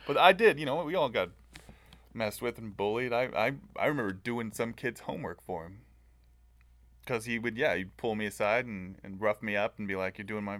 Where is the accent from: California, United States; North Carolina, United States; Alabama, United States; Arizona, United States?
California, United States; Southern; I grew up in Southern California.